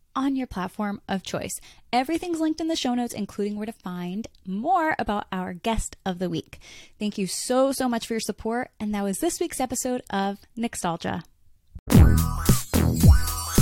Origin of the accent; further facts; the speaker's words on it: Connecticut, United States; I grew up in Connecticut and I have family in New Jersey